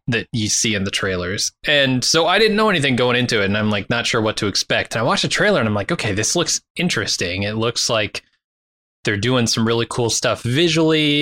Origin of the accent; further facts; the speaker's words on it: United States; I'm American